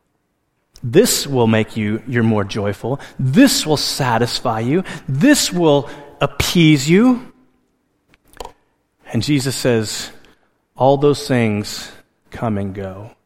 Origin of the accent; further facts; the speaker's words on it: Alaska, United States; moved away; I grew up in Alaska, and in Alaska, our primary source of heat was a wood stove